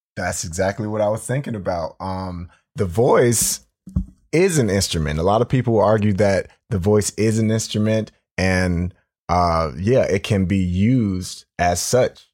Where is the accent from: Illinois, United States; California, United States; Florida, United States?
Florida, United States; Jacksonville; now in Chicago, United States; I'm from Jacksonville, Florida, and, you know, down south